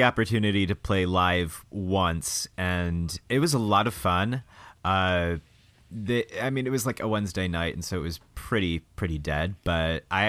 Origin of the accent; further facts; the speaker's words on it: Michigan, United States; Yeah. I'm from the Midwest, y'all.